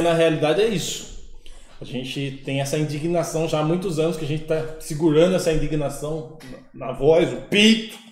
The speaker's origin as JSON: {"language": "Portuguese", "town": "Piracicaba", "region": "São Paulo", "country": "Brazil", "said": "Eu sou de Piracicaba"}